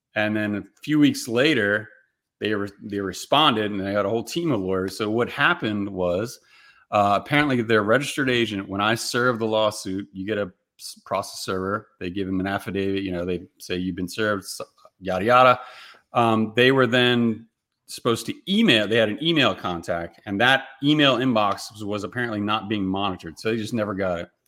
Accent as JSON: {"language": "English", "region": "Maryland", "country": "United States", "tie": "born or raised there", "moved": "as an adult", "lives_now": "Tennessee, United States", "said": "I grew up in Maryland, came back to Maryland for a little while"}